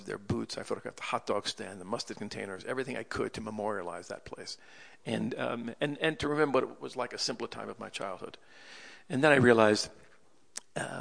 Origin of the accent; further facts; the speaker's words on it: Freeport, New York, United States; moved away as an adult; also born or lived in Manhattan; when I was growing up in Long Island as a little boy, from when I was 4 years old until when I was 18 years old